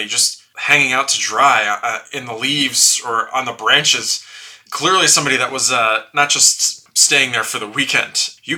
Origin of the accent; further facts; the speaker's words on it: West Fork, Arkansas, United States; You've never heard of it, but it's my hometown. Yes, I do live on this 2,500-acre state park. No, not really. But in West Fork, Arkansas, which is in the northwest corner of Arkansas